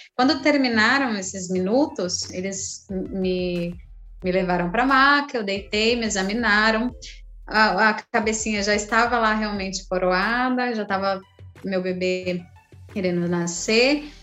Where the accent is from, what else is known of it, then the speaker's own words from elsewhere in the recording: São José, Brazil; now in Praia Grande, Brazil; eu vivi o meu parto lá em São José, é, eu cheguei na maternidade muito tranquila